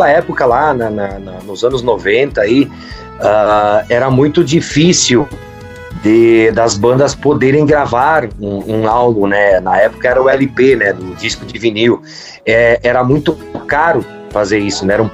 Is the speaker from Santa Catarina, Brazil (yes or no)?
no; Carlos Barbosa, Rio Grande do Sul, Brazil; Carlos Barbosa